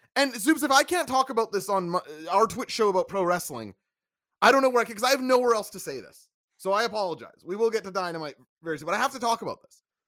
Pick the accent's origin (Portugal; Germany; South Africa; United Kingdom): Portugal; my home country of Portugal. You know that I, I come from a lineage of people who love to go and get fresh baked bread